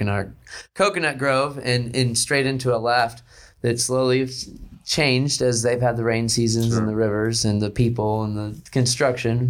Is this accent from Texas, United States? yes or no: yes; Houston, Texas, United States; also born or lived in Mexico / California; I grew up in Houston, Texas, and my home beach was Surfside